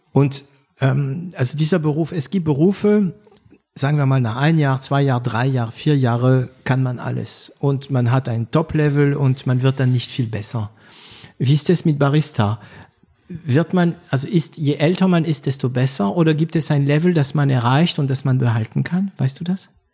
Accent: France; German is a second language; moved away as an adult; also born or lived in Germany; now in Berlin, Germany; Franco-Deutscher, ähm, begleitet, wobei ich bin, ich bin ein bisschen später nach Deutschland gekommen, ich war schon über zwanzig. Deswegen werde ich auch meinen Akzent

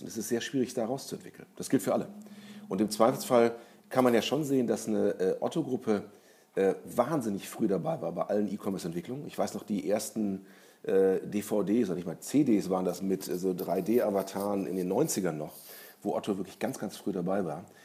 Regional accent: Germany; als Deutscher

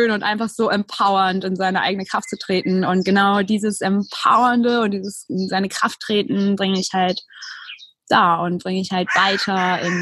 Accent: Berlin, Germany; moved away; bin aufs Land gezogen, habe äh, meine Heimatstadt Berlin verlassen

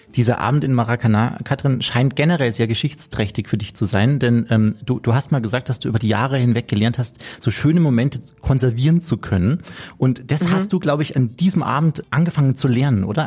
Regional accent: Chiemgau, Bavaria, Germany; ich bin im Chiemgau damals mit dir aufgewachsen

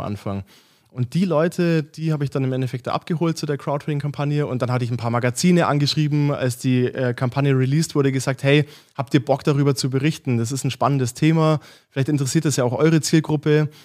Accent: Augsburg, Bavaria, Germany; now in Munich, Germany; ich komme ursprünglich aus Augsburg, äh, mittlerweile in München

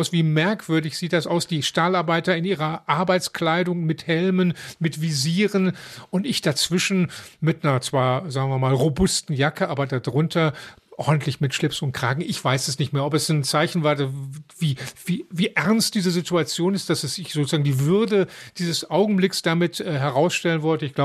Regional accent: Dortmund, North Rhine-Westphalia, Germany; als Dortmunder Jung

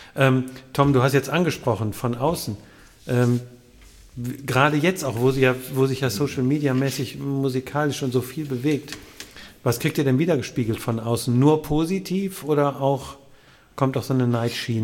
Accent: Wuppertal, North Rhine-Westphalia, Germany; In, in der Landesfrauenklinik, natürlich, in Wuppertal

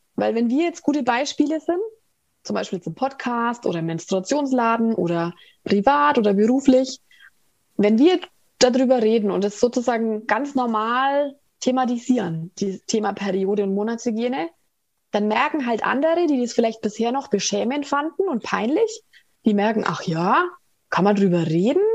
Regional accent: Ansbach, Bavaria, Germany; aus Ansbach

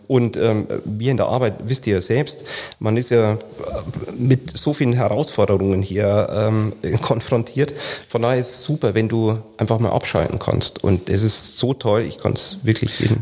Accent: Lower Bavaria, Germany; in Niederbayern, wo ich herkomme

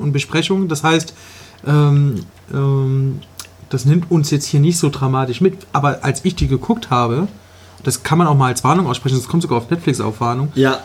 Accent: Leipzig, Saxony, Germany; Wenn ich jetzt hier in der Schule früher ein super Fußballspieler ja. war, dann hat das hier keinen interessiert in Leipzig

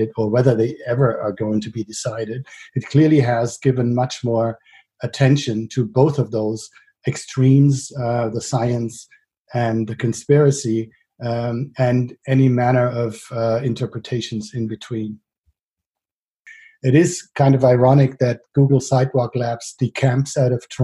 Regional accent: Frankfurt, Hesse, Germany; places like Sossenheim and Bonnames in my hometown of Frankfurt

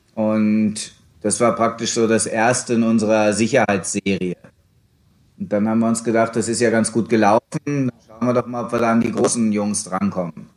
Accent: Hanover, Lower Saxony, Germany; moved away as an adult; also born or lived in Tyrol; Ich bin auch als Hannoveraner da reingewachsen

